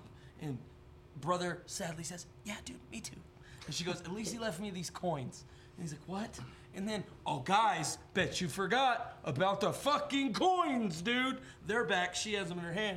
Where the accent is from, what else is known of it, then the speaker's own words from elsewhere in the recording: United States; I'm an American